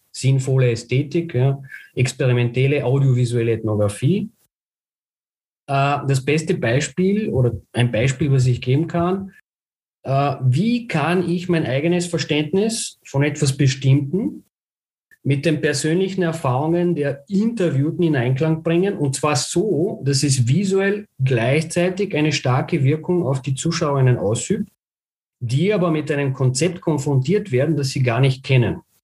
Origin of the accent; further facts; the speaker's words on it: Bulgaria; moved away; ich bin gebürtiger Bulgar und daher auch mein Bezug zu Sofia